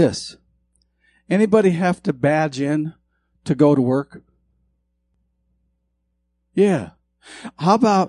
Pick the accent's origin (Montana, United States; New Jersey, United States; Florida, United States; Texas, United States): Montana, United States; I grew up in Montana